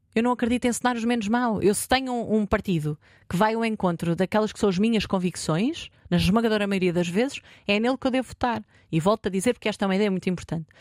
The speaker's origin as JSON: {"language": "Portuguese", "town": "Marinha Grande", "region": "Centro", "country": "Portugal", "said": "eu sou da Marinha Grande"}